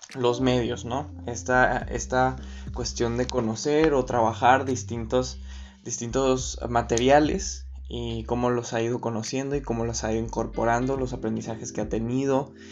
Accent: Agua Prieta, Sonora, Mexico; Yo soy de Agua Prieta Sonora

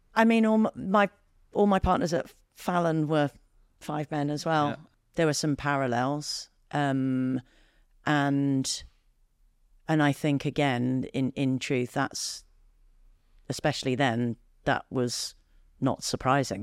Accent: United Kingdom; I, as a Brit

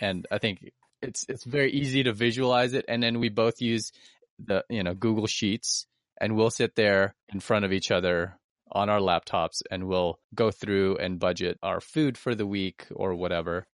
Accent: Philippines; now in United States; I'm Filipino

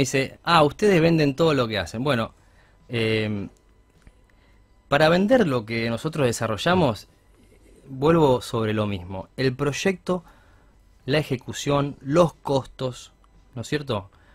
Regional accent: Argentina; somos todos especialistas en cosas, los argentinos

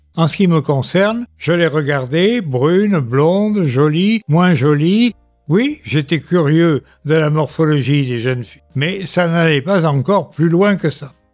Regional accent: Bordeaux, Nouvelle-Aquitaine, France; also born or lived in Paris; je suis bordelais, né en 1940. En 1945, je suis à Bordeaux

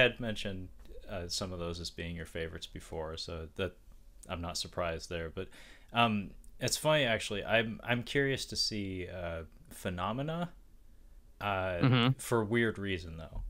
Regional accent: West Coast, United States; I'm from the West Coast, Brad. We don't encounter that as often as some of the folks on the other coast.

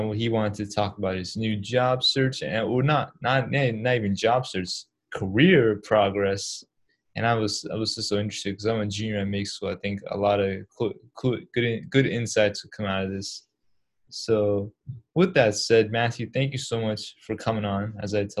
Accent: Pakistan; now in United States; Yeah, I come from Pakistan. So, and actually, the first place we lived in America was in New York City.

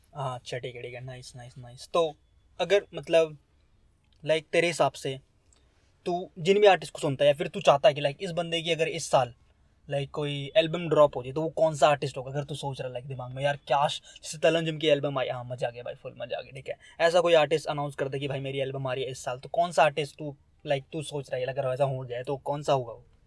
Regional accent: India; मैं तो पहाड़ों से हूँ

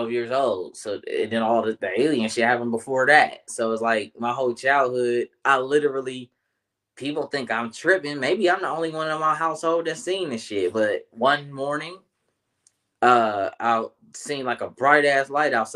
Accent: Columbus, Ohio, United States; born or raised there

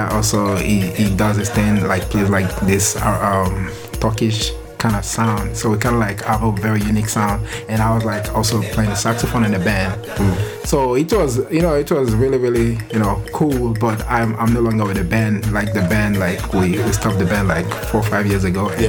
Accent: Nigeria; Like you know, like I'm I'm Nigerian, and I believe like a lot of people don't know about Nigerian culture

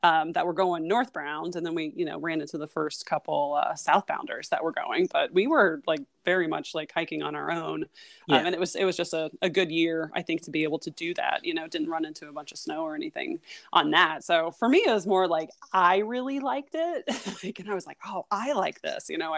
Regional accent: Midwest, United States; moved away as an adult; also born or lived in Portland, Oregon; I grew up in the Midwest

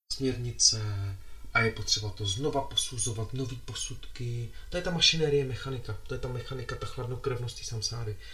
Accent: Bohemia, Czechia; moje dvě babičky jsou Slovenky jsem víc Slovák možná než Čech, i když jsem se narodil v Čechách.

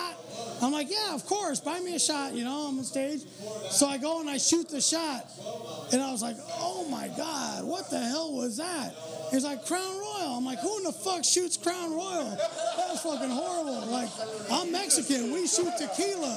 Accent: Costa Rica; moved away; I'm from Costa Rica.

